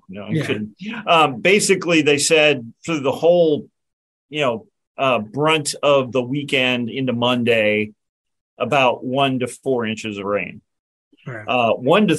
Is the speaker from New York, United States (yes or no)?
no; Illinois, United States; now in Virginia, United States; I grew up in Illinois